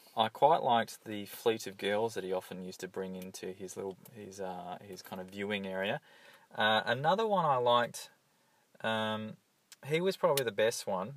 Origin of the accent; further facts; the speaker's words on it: Hawthorn, Victoria, Australia; I grew up in Hawthorn, and uh, it was generally a pretty uh, enjoyable childhood